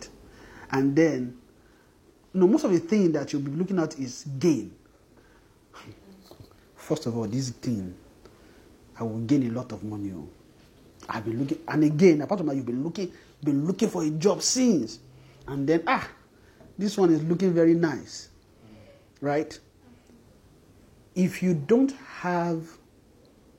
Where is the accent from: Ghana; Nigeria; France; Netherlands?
Nigeria; a Nigerian man